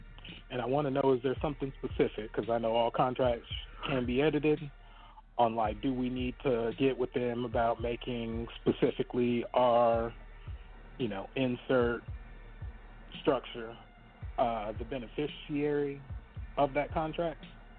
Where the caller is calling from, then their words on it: Texas, United States; I'm calling from Texas